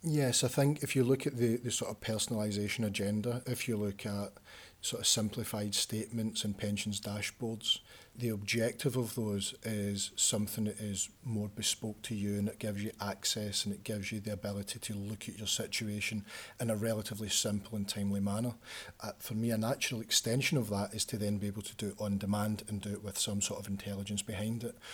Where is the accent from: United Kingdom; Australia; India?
United Kingdom; Glasgow, Scotland; moved away as an adult; now in Leeds, United Kingdom; I'm from Glasgow